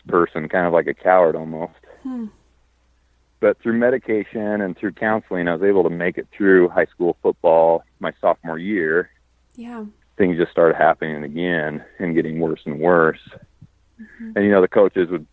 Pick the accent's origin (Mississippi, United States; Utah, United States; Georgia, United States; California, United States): Utah, United States; moved away as an adult; now in Las Vegas, United States; I live in Las Vegas. I grew up in Utah